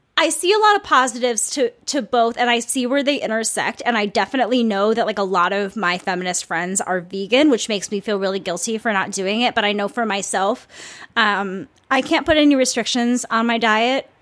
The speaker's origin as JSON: {"language": "English", "town": "Saint Paul", "region": "Minnesota", "country": "United States", "said": "I'm from the Midwest, I'm from Minnesota, I am from a city that is very, very metropolitan."}